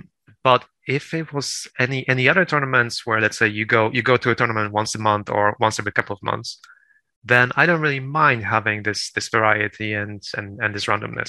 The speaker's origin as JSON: {"language": "English", "country": "Poland", "also_born_or_lived": "United Kingdom", "said": "Well, no, I'm Polish, actually. I'm well. So."}